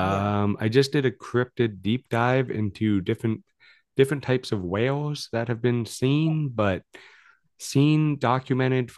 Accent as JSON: {"language": "English", "town": "London", "region": "Ontario", "country": "Canada", "said": "I am from London on Ontario. It's about 3 hours from Toronto."}